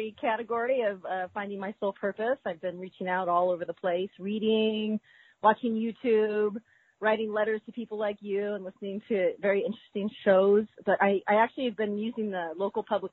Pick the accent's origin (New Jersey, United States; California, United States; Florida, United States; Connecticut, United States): California, United States; I only know my hometown. Oh, I only know California.